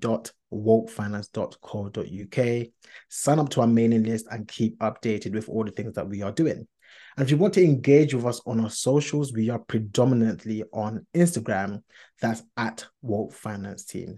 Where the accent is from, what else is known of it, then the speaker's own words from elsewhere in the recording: London, United Kingdom; Of course, I am a Londoner. We are Londoners.